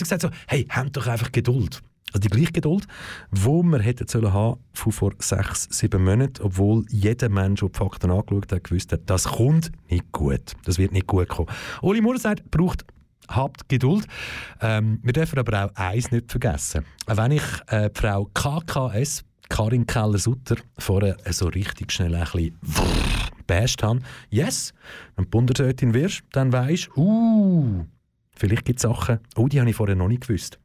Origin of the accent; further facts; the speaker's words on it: Aargau, Switzerland; im Kanton Aargau schaue, äh, ich glaub, ich bin da in dem Land aufgewachsen